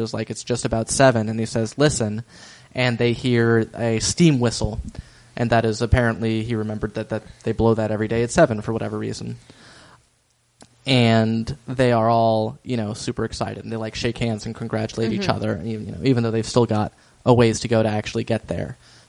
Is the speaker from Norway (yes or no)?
yes; Norway; Also, guys, like, you know what? I'm from Norway.